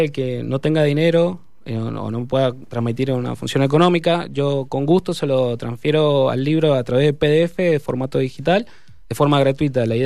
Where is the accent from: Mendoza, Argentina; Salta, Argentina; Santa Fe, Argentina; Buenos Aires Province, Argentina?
Mendoza, Argentina; mi pueblo mendocino